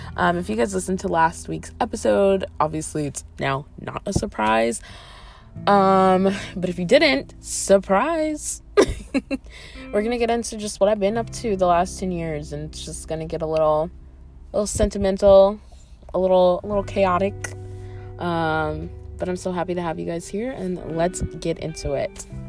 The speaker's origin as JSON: {"language": "English", "town": "Atlanta", "region": "Georgia", "country": "United States", "tie": "born or raised there", "said": "I grew up right outside of Atlanta um pretty much my whole life."}